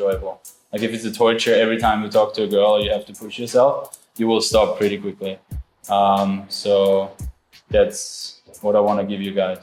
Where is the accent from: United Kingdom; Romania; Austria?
Austria; I'm from Austria